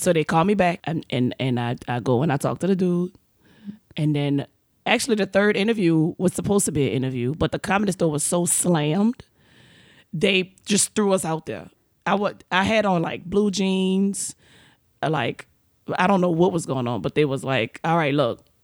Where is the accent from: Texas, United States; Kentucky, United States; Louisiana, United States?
Louisiana, United States; New Orleans; now in California, United States; I'm from New Orleans. We, we ghetto